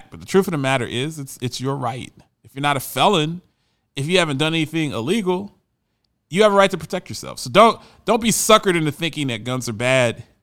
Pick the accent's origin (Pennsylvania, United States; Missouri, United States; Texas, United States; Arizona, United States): Arizona, United States; now in Tennessee, United States; And I come from I came here from Arizona, which is a gun culture. Everybody has guns in Arizona. Everybody in Arizona has guns.